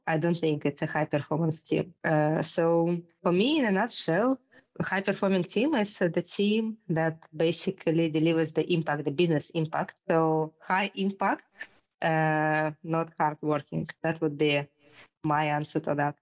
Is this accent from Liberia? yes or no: no; Russia; moved away as an adult; now in Denmark; I am originally from Russia. I grew up in Russia and uh, did my uh, computer degree back in my hometown. And then um, about like 10, 15 years ago, I moved to Denmark